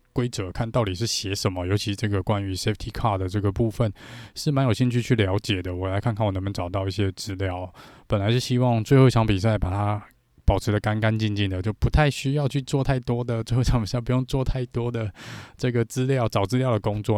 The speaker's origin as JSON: {"language": "Chinese", "country": "Taiwan", "said": "我们台湾这边"}